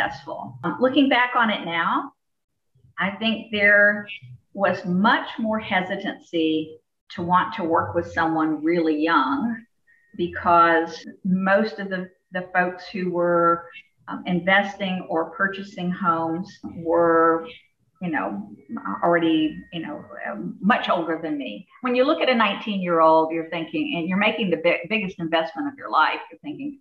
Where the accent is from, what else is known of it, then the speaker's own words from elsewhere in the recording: Jacksonville, Florida, United States; I'm from Jacksonville, Florida.